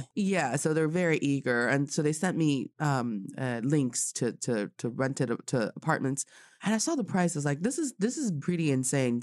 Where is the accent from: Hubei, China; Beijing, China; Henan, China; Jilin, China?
Jilin, China; Changchun; I am from Changchun